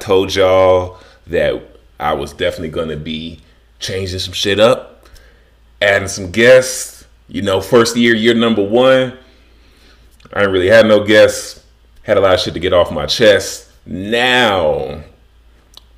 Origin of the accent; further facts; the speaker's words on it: Chicago, Illinois, United States; moved away as an adult; now in Las Vegas, United States; I'm a nigga from Chicago.